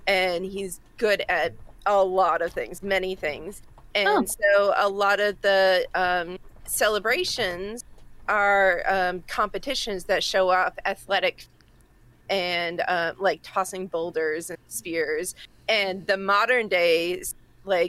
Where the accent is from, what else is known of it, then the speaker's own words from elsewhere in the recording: Massachusetts, United States; accent: Massachusetts; That's my Massachusetts accent coming out